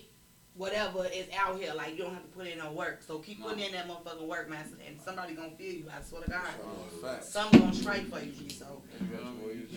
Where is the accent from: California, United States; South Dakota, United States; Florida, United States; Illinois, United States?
Illinois, United States; Chicago; also born or lived in Houston; now in Miami, United States; the Chicago in me